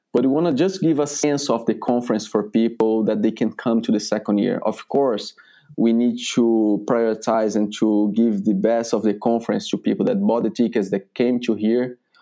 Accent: Brazil; moved away as an adult; now in United States; I'm coming from Brazil

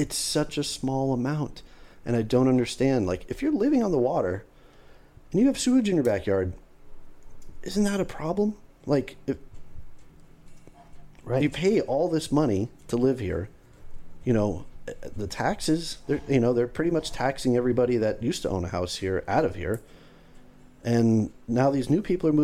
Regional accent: Florida, United States; this is my hometown

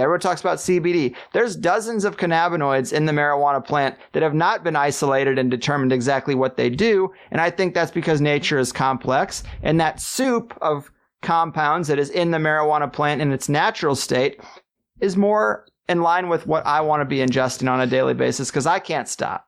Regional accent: Missouri, United States; I grew up in Missouri

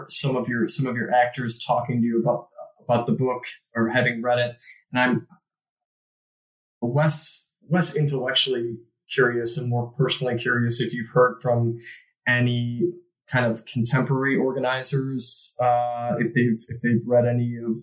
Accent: Chicago, Illinois, United States; I'm from Chicago myself

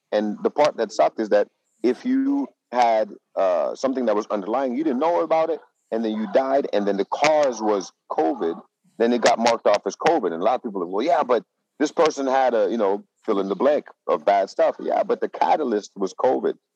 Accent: Netherlands; now in Las Vegas, United States; I'm from the Netherlands, so I follow the news in the Netherlands.

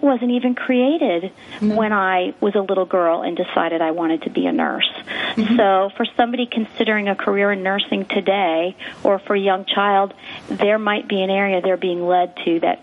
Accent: Long Island, New York, United States; moved away as an adult; now in Dallas, United States; I actually grew up on the East Coast, so I grew up on Long Island

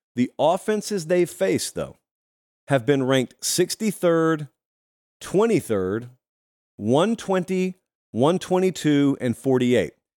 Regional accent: West Central Georgia, United States; I grew up in Georgia

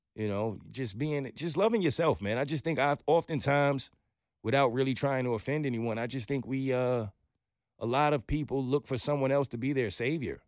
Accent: New York, United States; moved away as an adult; now in Atlanta, United States; I'm a New Yorker

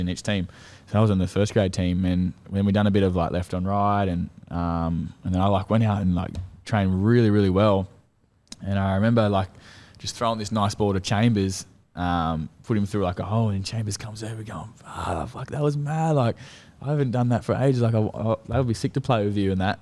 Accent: Central Coast, New South Wales, Australia; moved away; my hometown, Central Coast

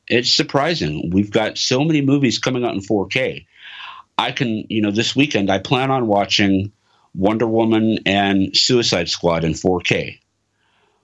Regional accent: Texas, United States; I grew up in Texas

